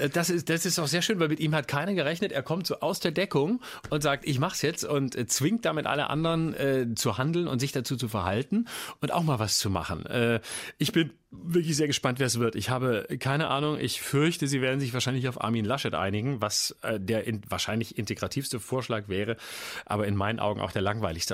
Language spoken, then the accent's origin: German; Lörrach, Baden-Württemberg, Germany; Ich bin groß geworden in Lörrach